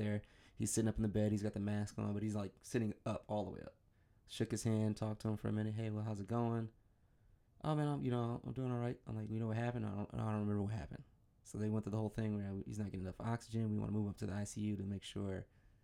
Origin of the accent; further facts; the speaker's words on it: Michigan, United States; I'm from Michigan